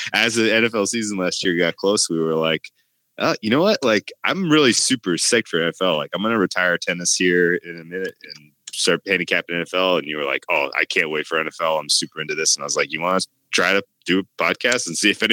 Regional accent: California, United States; I'm from California

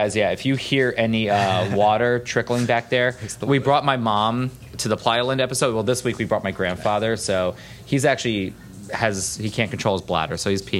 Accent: Florida, United States; we're from Florida

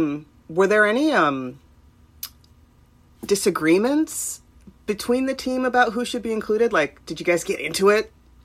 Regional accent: Long Beach, California, United States; I'm from Long Beach.

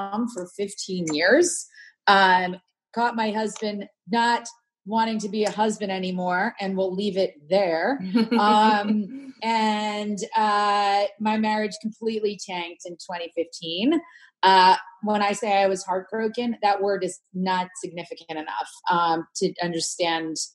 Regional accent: Princeton, New Jersey, United States; I grew up in Princeton, New Jersey

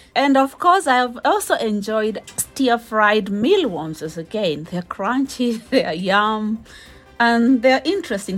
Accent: Kenya; I'm a Kenyan uh, and we eat ugali

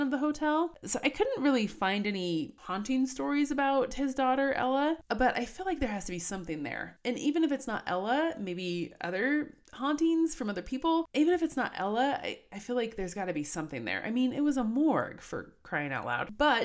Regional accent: Colorado, United States; I was born and raised in Colorado

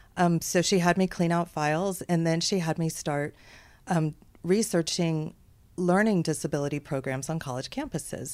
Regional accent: Houston, Texas, United States; So I grew up in Texas. Most of my life was spent growing up in Houston

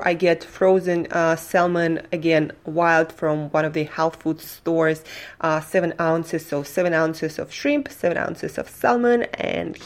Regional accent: Russia; now in United States; I'm from Russia

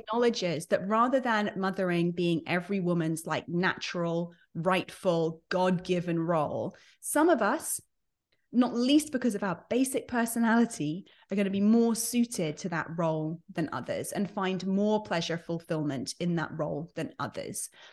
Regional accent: United Kingdom; moved away as an adult; now in United States; I'm British by birth. I've been based in the U S for about eleven, twelve years now.

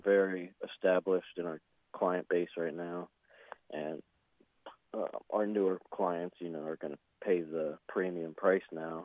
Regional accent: Ormond Beach, Florida, United States; born and raised in Ormond Beach, which is in Volusia County, Florida

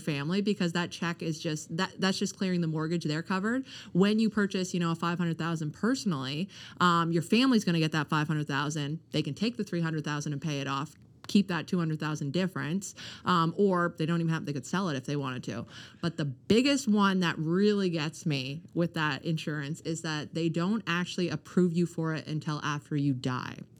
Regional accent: Canada; also born or lived in Ontario; I was born in Ontario, but raised here pretty much my whole life

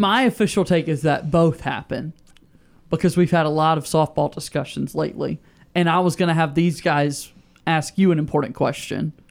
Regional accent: Asheville, North Carolina, United States; growing up in Asheville, North Carolina

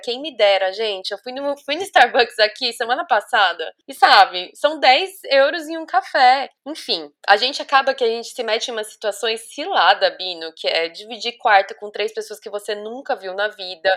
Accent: Brazil; moved away as an adult; also born or lived in Dublin, Ireland; A gente ali no Brasil aprende muito o inglês americano

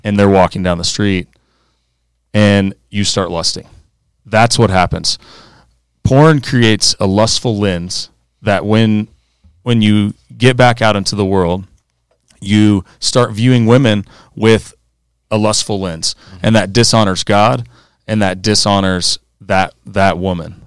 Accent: Aspen, Colorado, United States; also born or lived in Arizona / Clemson, South Carolina; I grew up out here in Colorado, went to Aspen High School just like these guys.

